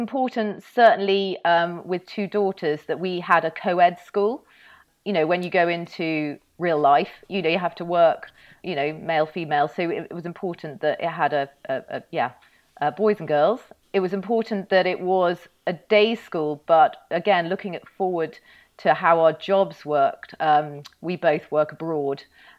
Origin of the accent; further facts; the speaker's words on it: North West England, United Kingdom; Yes, well, I was brought up in the Northwest and I went to my local primary school.